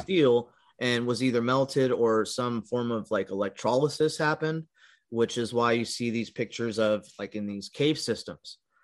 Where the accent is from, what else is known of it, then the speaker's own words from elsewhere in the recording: California, United States; moved away as an adult; also born or lived in Midwest; I was born and raised in California for like twenty-five years